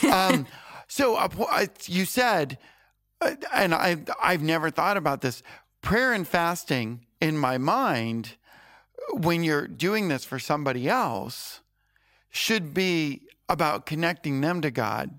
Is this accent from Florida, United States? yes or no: yes; Florida, United States; moved away as an adult; I was from Florida